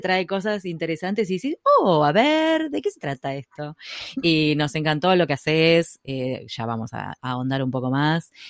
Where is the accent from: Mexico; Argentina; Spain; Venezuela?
Argentina; Buenos Aires; somos porteñas